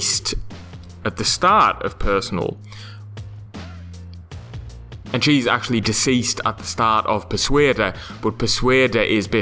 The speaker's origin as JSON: {"language": "English", "region": "England", "country": "United Kingdom", "said": "I say that as an Englishman."}